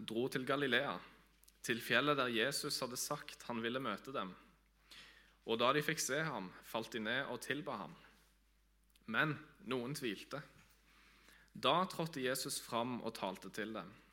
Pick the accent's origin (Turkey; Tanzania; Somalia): Tanzania; also born or lived in Vigrestad, Norway; now in Norway; Jeg er opprinnelig fra Vigrestad på Jæren. Jeg er født og oppvokst i Tanzania av eh, misjonærforeldre.